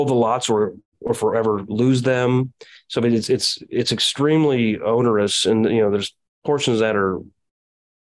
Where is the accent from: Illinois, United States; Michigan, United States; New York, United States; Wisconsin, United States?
Illinois, United States; Quincy; I own parks in my hometown, I'm in Adams, Quincy, Illinois, in Adams County